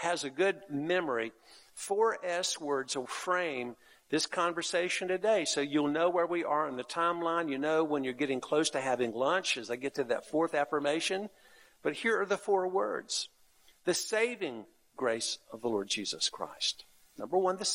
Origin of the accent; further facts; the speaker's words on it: North Carolina, United States; the church I grew up in North Carolina